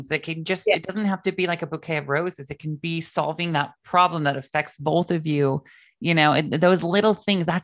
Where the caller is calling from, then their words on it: Heath, Massachusetts, United States; I am calling from Heath, Massachusetts.